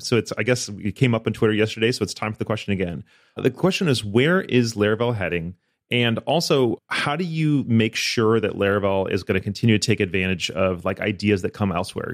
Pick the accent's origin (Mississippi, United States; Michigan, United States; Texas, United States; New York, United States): Michigan, United States; outside of Ann Arbor; moved away as an adult; also born or lived in Florida; I grew up in, outside of Ann Arbor